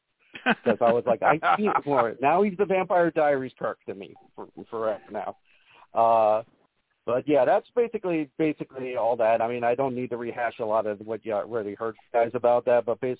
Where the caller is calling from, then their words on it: Las Vegas, Nevada, United States; from good old Las Vegas.